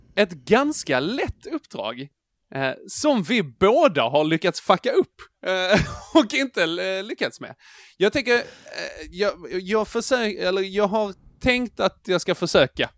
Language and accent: Swedish; Trelleborg, Skåne, Sweden; jag är född i Trelleborg